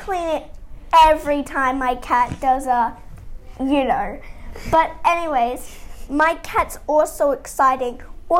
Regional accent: Australia; I'm 8 from the same country, Australia

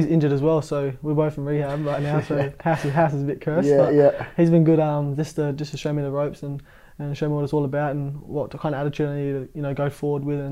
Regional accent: Adelaide, South Australia, Australia; moved away; I was born in Adelaide, pretty much born and raised there

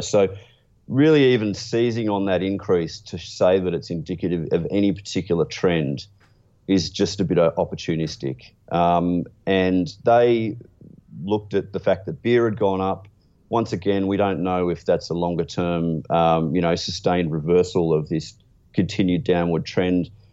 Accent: Australia; being an Australian

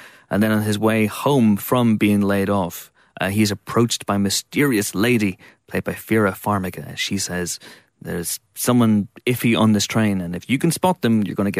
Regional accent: Banbridge, Northern Ireland, United Kingdom; you're playing Francis Crozier, who's from my hometown.

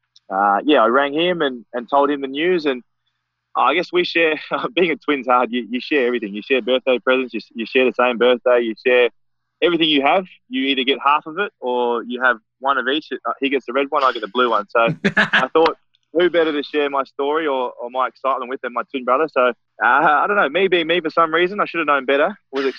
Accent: Fiji; now in Australia

